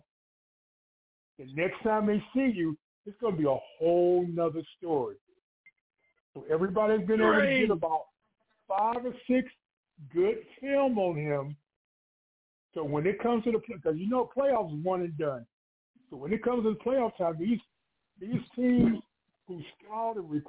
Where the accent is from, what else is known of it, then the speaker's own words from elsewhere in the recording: Cleveland, Ohio, United States; I'm from Cleveland. I lived in Cleveland most of my life